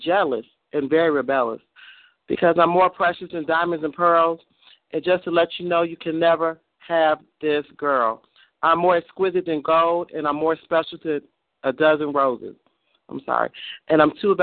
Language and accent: English; Kankakee, Illinois, United States; I'm from Kankakee